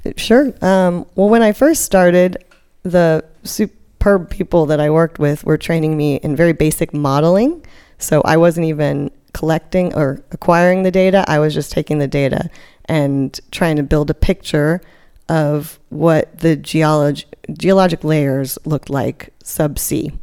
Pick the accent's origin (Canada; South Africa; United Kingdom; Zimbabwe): South Africa; moved away; also born or lived in Cape Town, South Africa; I grew up partially, I was born in South Africa. So I spent a lot of years on the coasts there.